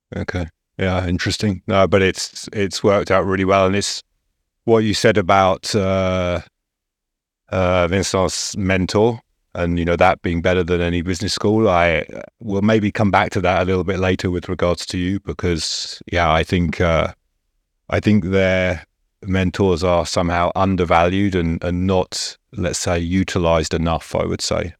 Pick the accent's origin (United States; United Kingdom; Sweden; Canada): United Kingdom; England; as an Englishman